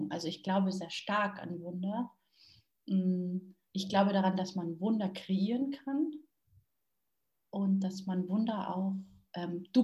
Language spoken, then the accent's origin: German; Munich, Bavaria, Germany; born there; ähm, ich bin in München geboren